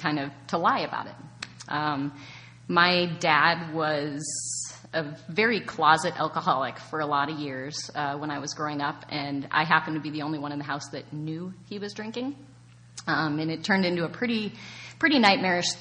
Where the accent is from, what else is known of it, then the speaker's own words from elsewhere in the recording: small town on the border of Michigan, Ontario, Canada; born and raised in Canada in a very small town on the border of Michigan